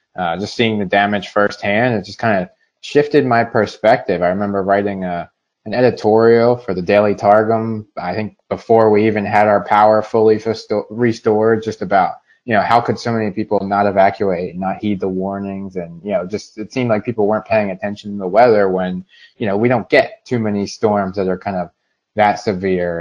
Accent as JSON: {"language": "English", "area": "Salem County", "region": "New Jersey", "country": "United States", "tie": "born or raised there", "also_born_or_lived": "Mount Laurel, Burlington County, New Jersey", "said": "I was originally from Salem County. Uh, I uh, lived there for the first uh, 18 years of my life"}